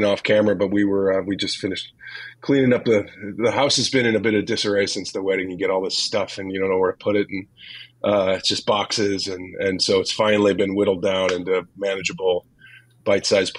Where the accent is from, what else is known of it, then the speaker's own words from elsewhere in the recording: St. Louis, Missouri, United States; moved away as an adult; I grew up in St. Louis